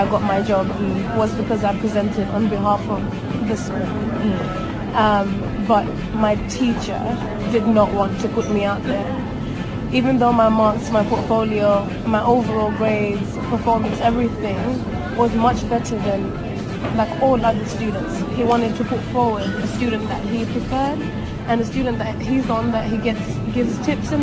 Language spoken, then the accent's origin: English; Tanzania; moved away; I am originally from Tanzania, and I just graduated from university